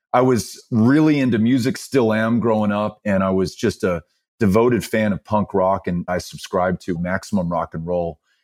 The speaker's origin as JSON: {"language": "English", "town": "El Paso", "region": "Texas", "country": "United States", "tie": "born or raised there", "said": "I was born and raised here, both my parents from El Paso as well"}